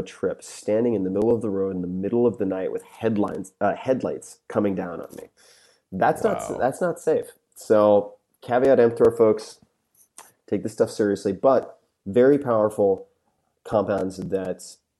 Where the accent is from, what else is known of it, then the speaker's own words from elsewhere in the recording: Long Island, New York, United States; I'm from Long Island